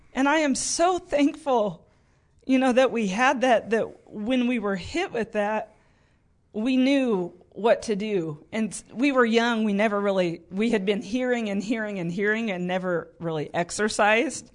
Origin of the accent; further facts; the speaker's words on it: Paris, Illinois, United States; also born or lived in Tulsa, Oklahoma; we moved back to my hometown in Paris and just plugged into my home church